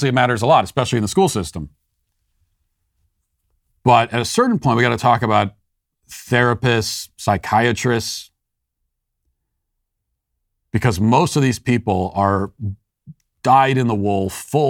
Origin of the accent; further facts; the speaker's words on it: Maryland, United States; A lot of it is the fact that I'm from Maryland. And in Maryland, if you've ever been there, the accent doesn't really make sense.